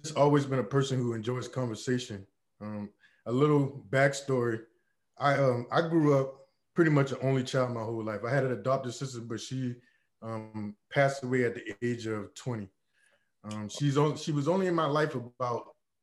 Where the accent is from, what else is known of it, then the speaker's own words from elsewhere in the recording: Charleston, South Carolina, United States; accent: Geechee; I'm from Gullah Geechee culture, Charleston, South Carolina.